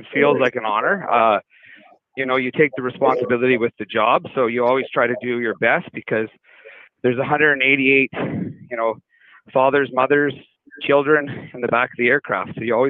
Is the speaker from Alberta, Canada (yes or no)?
yes; Marwayne, Alberta, Canada; I grew up in Marwane, Alberta, just outside of Lloydminster. It's a small town. It was great growing up in a small town.